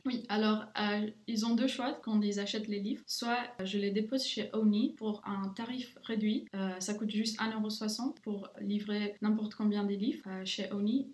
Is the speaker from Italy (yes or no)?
no; Luxembourg; also born or lived in Romania / England / Ireland; j'habite au Luxembourg dès que j'ai 7 ans. Je viens de la Roumanie